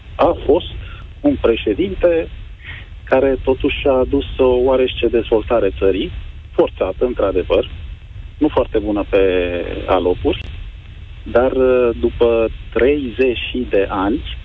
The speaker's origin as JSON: {"language": "Romanian", "country": "Romania", "tie": "born or raised there", "said": "m-am născut în România și sunt mândru de chestia asta"}